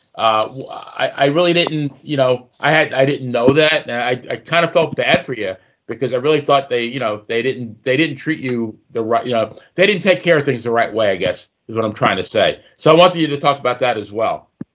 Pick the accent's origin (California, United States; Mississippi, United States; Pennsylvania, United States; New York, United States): New York, United States; growing up in New York